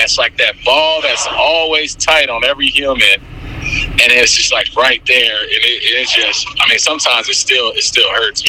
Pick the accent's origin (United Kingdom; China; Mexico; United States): United States; San Francisco, California; born there; I was born in San Francisco, and I was born with, like, half my immune system.